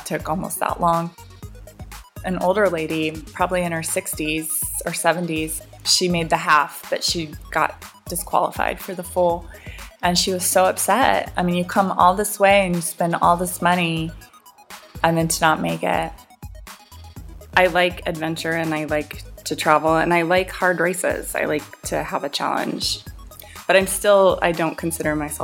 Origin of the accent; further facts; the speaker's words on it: Seattle, Washington, United States; I grew up in Seattle where I was used to rain